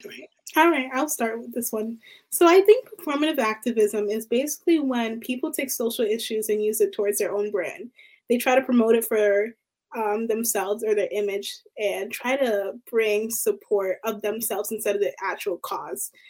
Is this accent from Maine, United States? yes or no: no; Baltimore, Maryland, United States; I'm from Baltimore, Maryland